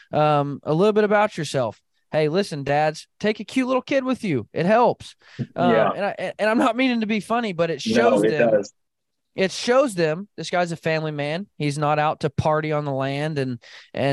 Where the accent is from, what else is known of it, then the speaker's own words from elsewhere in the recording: Arkansas, United States; now in Midwest, United States; where I grew up in Arkansas